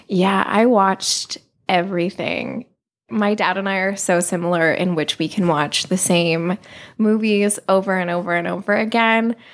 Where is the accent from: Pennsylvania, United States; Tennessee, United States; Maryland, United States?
Pennsylvania, United States; New Hope; moved away as an adult; now in Los Angeles, United States; I am from New Hope, Pennsylvania, which is a small town outside of Philadelphia